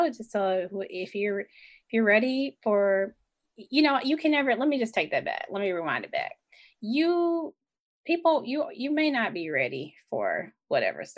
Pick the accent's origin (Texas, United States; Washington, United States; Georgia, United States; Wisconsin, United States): Georgia, United States; Atlanta; I am from the SWATs, aka Southwest Atlanta.